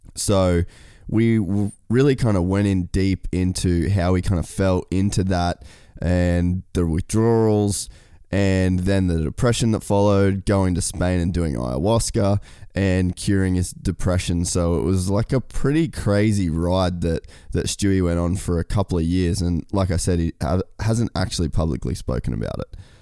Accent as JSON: {"language": "English", "town": "Cairns", "region": "Queensland", "country": "Australia", "moved": "yes", "said": "I'm from Cairns originally, which is like North Queensland"}